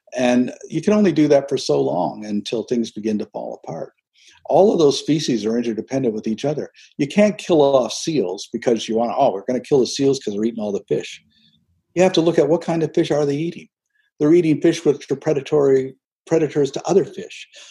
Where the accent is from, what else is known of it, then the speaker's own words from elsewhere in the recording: St. Andrews, New Brunswick, Canada; moved away; I was raised in an Eastern Canadian fishing village